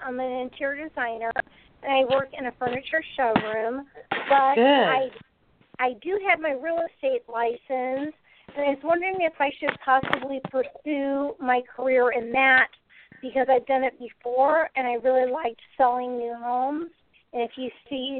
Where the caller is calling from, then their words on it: Charlotte, North Carolina, United States; I'm calling from Charlotte, North Carolina.